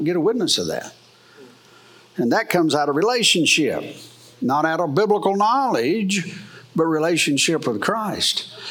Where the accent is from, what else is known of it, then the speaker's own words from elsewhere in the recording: United States; I am an American. I am. I love America.